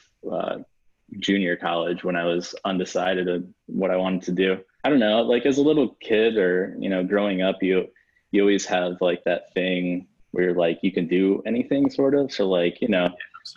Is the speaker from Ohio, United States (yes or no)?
no; Detroit, Michigan, United States; moved away as an adult; born and raised in Michigan. So like Southeast Michigan, Metro Detroit area